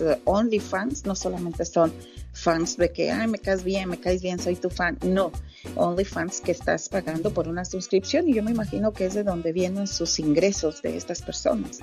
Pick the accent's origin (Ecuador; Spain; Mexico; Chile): Mexico; Santa Catarina; moved away; en mi pueblito, allá en Santa Catarina